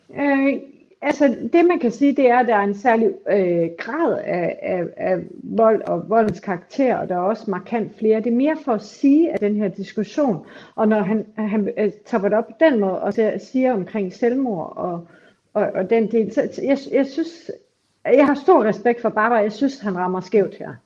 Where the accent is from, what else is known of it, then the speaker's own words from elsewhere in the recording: Aarhus, Central Denmark Region, Denmark; i Aarhus, hvor jeg kommer fra